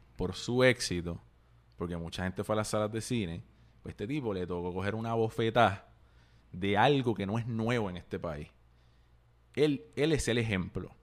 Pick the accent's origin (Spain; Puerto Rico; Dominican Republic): Puerto Rico; nosotros como puertorriqueños